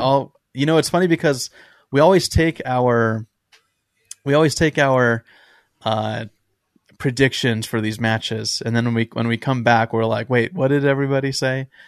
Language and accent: English; San Diego, California, United States; we're both from San Diego